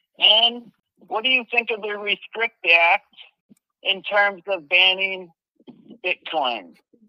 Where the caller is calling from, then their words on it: Mexico; From Yacuba, Mexico. How are you?